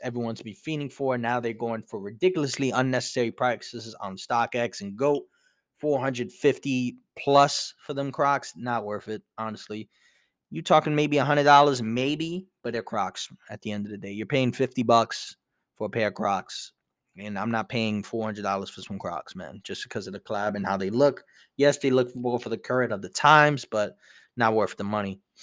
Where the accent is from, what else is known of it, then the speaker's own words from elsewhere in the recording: New York City, New York, United States; Brooklyn, you know, where I grew up as well.